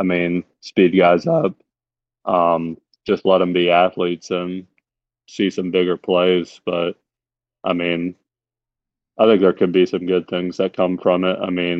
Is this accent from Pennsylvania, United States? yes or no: yes; Pennsylvania, United States; I'm from Pennsylvania. I grew up a big Penn State fan